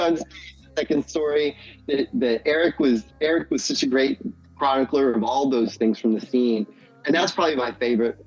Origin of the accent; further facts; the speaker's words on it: Indianapolis, Indiana, United States; also born or lived in Bloomington, Indiana; I had always really done a lot of like renegade shows growing up in Indianapolis for punk rock